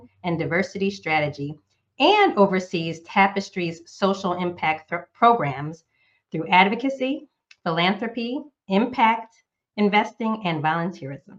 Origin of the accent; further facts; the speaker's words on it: Northeast United States, United States; now in Southern United States; I'm a current Southerner, but I was born and raised in the Northeast United States